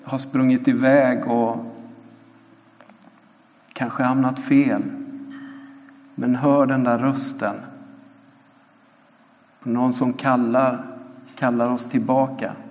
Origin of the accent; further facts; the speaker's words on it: Ecuador; Eh, jag växte upp i Ecuador, föddes där på 3000 meters höjd och eh, sprang runt där på gatorna och torgen eh, och lekte med de ekvatorianska barnen. Och på många sätt så blev Ecuador mitt hem